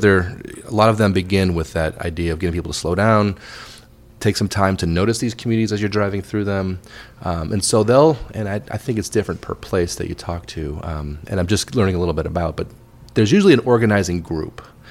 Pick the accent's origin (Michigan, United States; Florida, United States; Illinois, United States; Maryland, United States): Illinois, United States; Wayne; moved away as an adult; also born or lived in London; I grew up in the Chicago suburbs. Um, yeah. The town I was born was called Wayne, Illinois